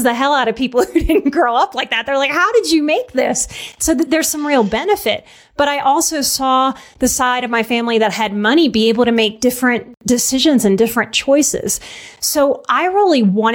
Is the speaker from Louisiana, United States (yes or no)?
yes; New Orleans, Louisiana, United States; moved away; also born or lived in Texas / Colorado; I'm from New Orleans.